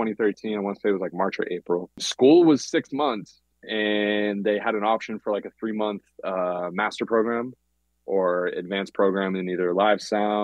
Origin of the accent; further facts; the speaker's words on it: Boston, Massachusetts, United States; now in Los Angeles, United States; I grew up in Boston